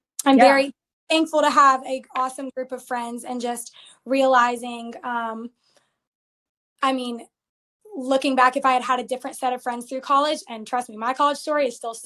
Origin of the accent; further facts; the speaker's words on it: Georgia, United States; also born or lived in Arizona; I grew up in Georgia